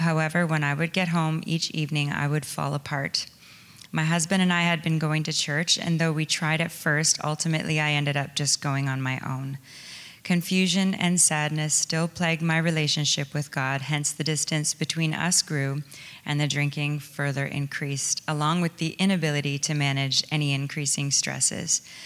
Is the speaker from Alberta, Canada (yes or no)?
no; small towns outside London, Ontario, Canada; I was born in London, Ontario, and I grew up in a small, well, small towns outside of the city